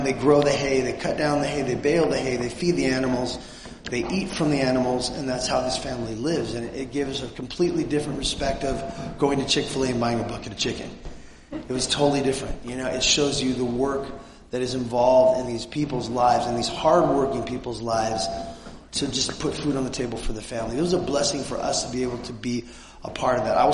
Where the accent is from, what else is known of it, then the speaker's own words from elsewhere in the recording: Southern California, United States; we come from Southern California, the People's Republic of California